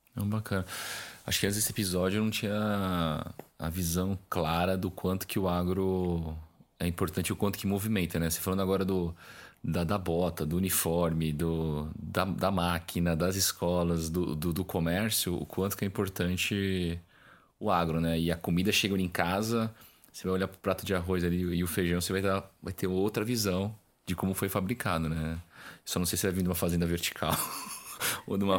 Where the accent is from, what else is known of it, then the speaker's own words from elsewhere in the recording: Brazil; como brasileiro